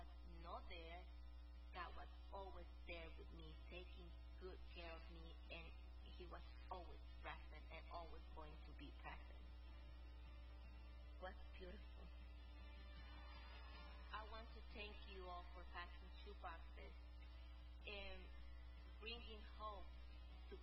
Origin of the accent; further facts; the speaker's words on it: El Salvador; I am from El Salvador